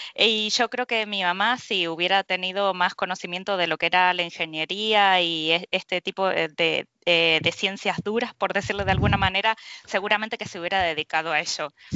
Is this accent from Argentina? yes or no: yes; Argentina; moved away as an adult; now in Spain; yo soy de, de Argentina y bueno, hace unos 11 años que estoy acá en, España